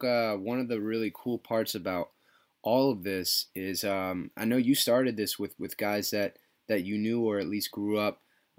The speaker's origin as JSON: {"language": "English", "area": "Westchester", "region": "New York", "country": "United States", "tie": "born or raised there", "said": "I grew up down in Westchester."}